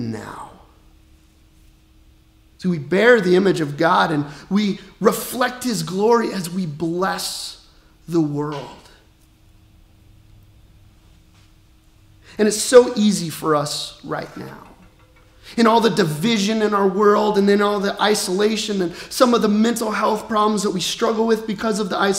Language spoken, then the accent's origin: English; Colorado, United States; now in Peoria, United States; I grew up in Colorado, and like our family business was outfitting